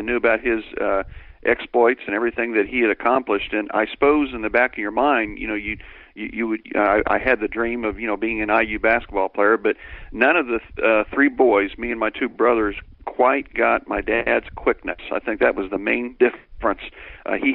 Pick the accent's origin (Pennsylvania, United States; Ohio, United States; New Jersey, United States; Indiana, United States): Indiana, United States; Greenwood; also born or lived in Center Grove, Indiana; I grew up in Greenwood, and we had a Greenwood bitty ball league.